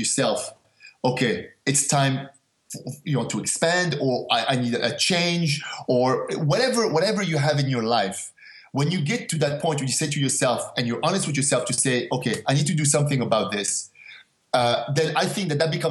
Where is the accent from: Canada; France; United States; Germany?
Canada; Montreal, Quebec; also born or lived in Casablanca, Morocco; I grew up in Montreal, but I was actually born in Morocco, in Casablanca, Morocco. We left when I was 5 years old to go to Canada.